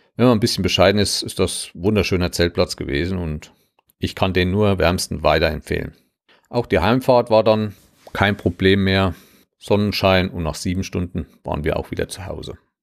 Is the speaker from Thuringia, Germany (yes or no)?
yes; Southern Thuringia, Germany; komme ich aus Südthüringen und ich habe mal in einem anderen Land gelebt, was es nicht mehr gibt, politisch.